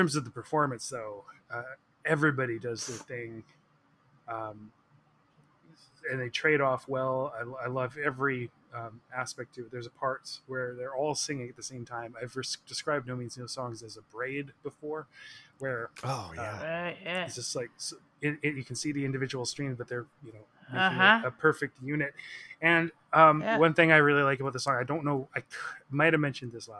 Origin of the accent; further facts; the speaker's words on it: Victoria, British Columbia, Canada; growing up in Victoria